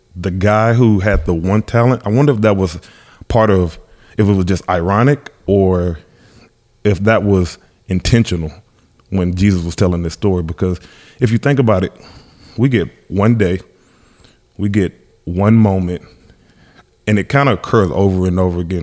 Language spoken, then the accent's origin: English; Alabama, United States; I'm from Alabama, huge Alabama fan